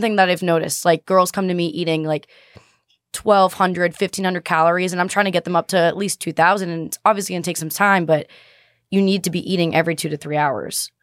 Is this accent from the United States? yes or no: yes; Boston, Massachusetts, United States; I'm from Boston